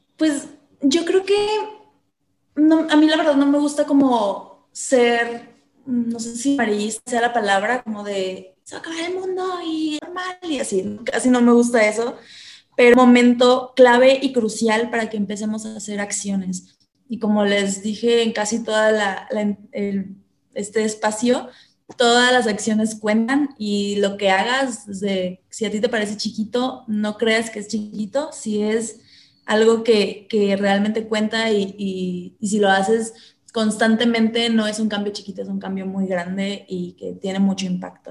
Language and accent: Spanish; Coatzacoalcos, Veracruz, Mexico; moved away as an adult; now in Guadalajara, Mexico; Yo nací en Veracruz, en una ciudad porteña eh, al sur de Veracruz, muy pegadito a Tabasco, que se llama Coatzacoalcos. Y ahí crecí hasta como a los 21 y medio, 22